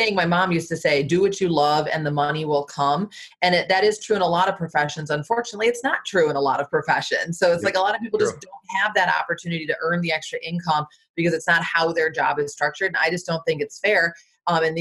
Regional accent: Michigan, United States; moved away as an adult; also born or lived in Florida / Washington, D.C. metro area; now in Arlington, United States; I'm from Michigan originally, lived in Florida for 7 years, moved up to DC

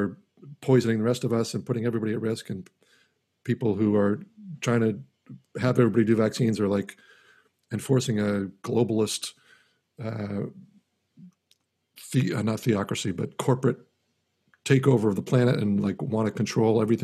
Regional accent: United States; I'm an American

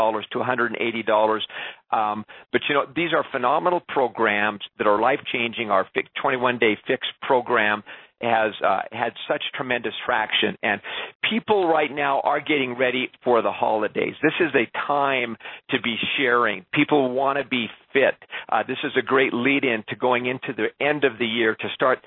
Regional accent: Canada; being a Canadian

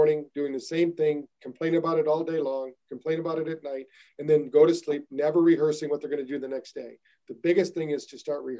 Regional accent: United States; I'm American

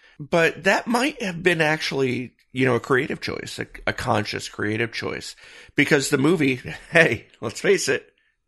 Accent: Michigan, United States; You know, I grew up in Michigan and we had lakes, you know, so packed so tightly around us, you couldn't throw a stone without hitting one.

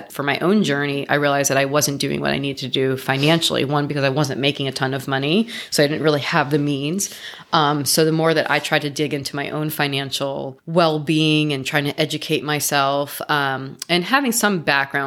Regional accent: New York, United States; moved away as an adult; also born or lived in Florida / Miami; now in Los Angeles, United States; I came to Los Angeles 16 years ago. But I grew up in New York.

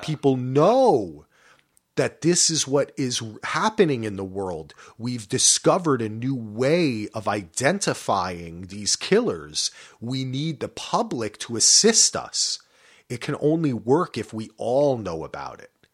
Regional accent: New Jersey, United States; I'm from Jersey

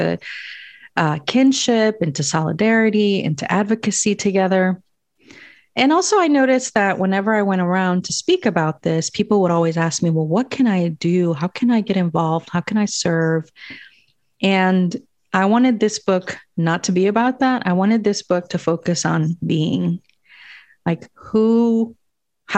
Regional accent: Guatemala; moved away; So I was born in Guatemala, and I was born to parents who did not dream of migrating anywhere

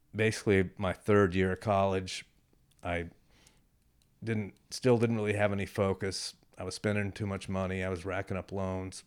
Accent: Rosenberg, Texas, United States; moved away as an adult; also born or lived in Houston, Texas / Boston, Massachusetts / Western Massachusetts; I was born in Rosenberg

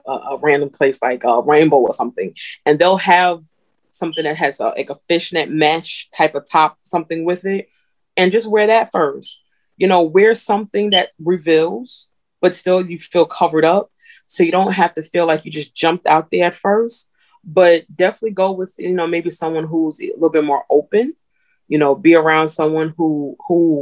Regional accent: New Jersey, United States; I'm from Jersey, but my family's from the South

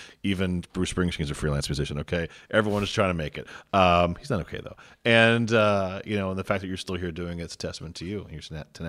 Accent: Santo Domingo, Distrito Nacional, Dominican Republic; Like, and I came from Santo Domingo.

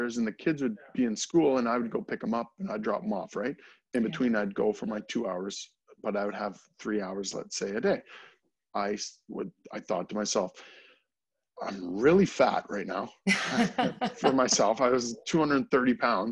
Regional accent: near Strathroy, Ontario, Canada; moved away as an adult; also born or lived in Alberta; my hometown

